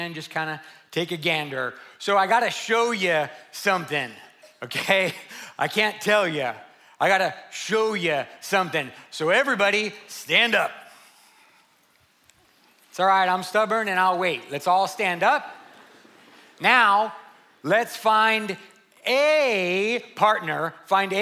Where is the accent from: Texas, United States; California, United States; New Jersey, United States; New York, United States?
Texas, United States; San Antonio; 2018 makes 30 years that I've worked with junior high, high school, and college age students here in San Antonio. I'm from the West Side.